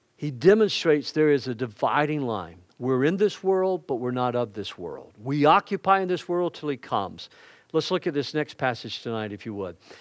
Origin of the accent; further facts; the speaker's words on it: the South, United States; I'm a Southerner